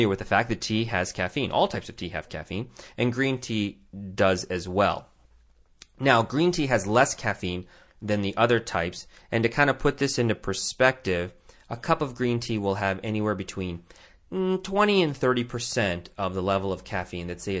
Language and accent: English; Tucson, Arizona, United States; my hometown of Tucson, Arizona